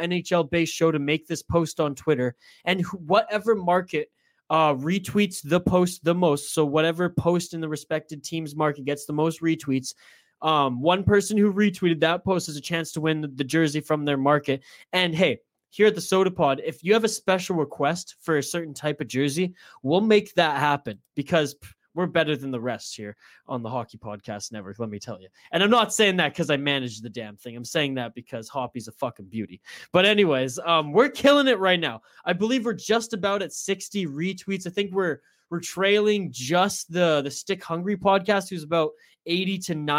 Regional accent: Canada; I'm as Canadian as they come

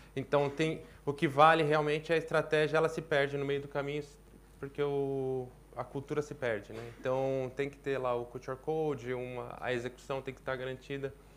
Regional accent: Brazil; sou brasileiro

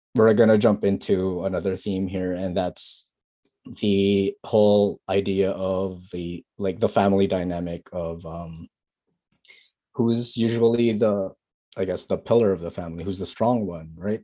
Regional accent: Philippines; now in Canada; we're Filipino. We have a lot of English in our country

